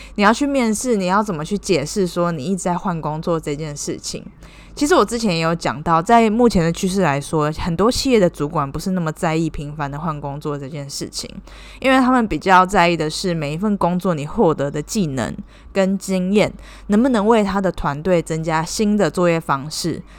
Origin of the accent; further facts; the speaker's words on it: Taiwan; moved away as an adult; now in Cambodia; 我是台湾人，目前是在柬埔寨工作